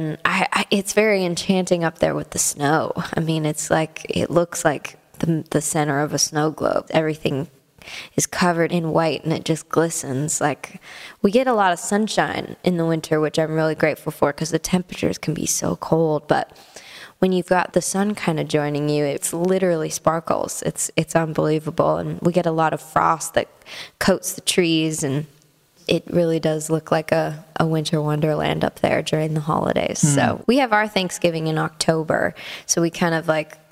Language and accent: English; Canada; moved away as an adult; now in Nashville, United States; as a Canadian